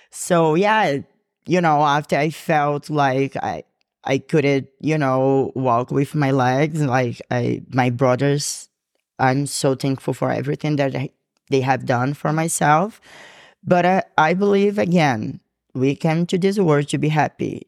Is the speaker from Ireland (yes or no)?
no; Brazil; English is a second language; moved away as an adult; now in Georgia, United States; I'm from Brazil